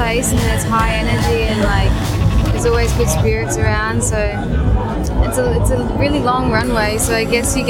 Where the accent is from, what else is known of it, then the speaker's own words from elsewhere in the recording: Melbourne, Victoria, Australia; I'm from Melbourne, Australia.